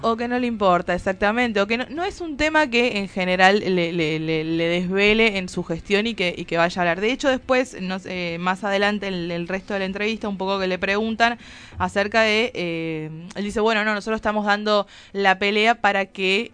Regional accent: Tucumán, Argentina; moved away; como soy tucumana

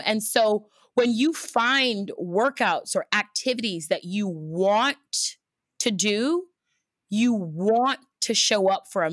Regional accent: Houston, Texas, United States; also born or lived in Los Angeles, United States; now in New York, United States; I'm originally from Houston, Texas

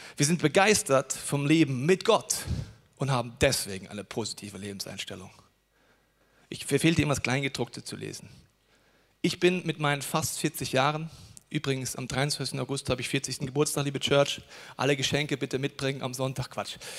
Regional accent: Germany; als Deutsche

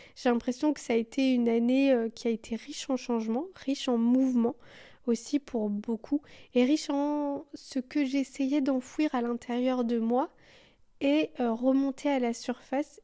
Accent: Belgium; je suis belge

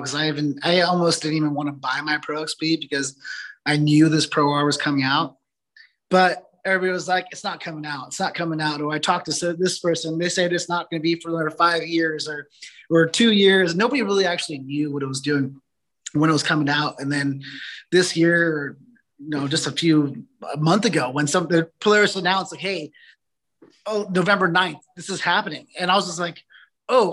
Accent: Southern California, United States; moved away as an adult; now in Northern California, United States; Growing up in Southern California

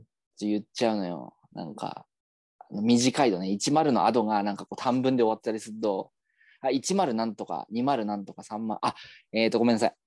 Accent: Yamagata, Japan; accent: Yamagata dialect; moved away; 俺らの地元

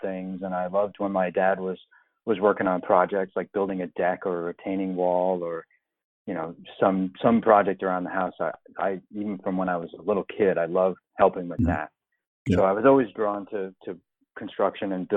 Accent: Long Island, New York, United States; I grew up in New York on Long Island, right near the water

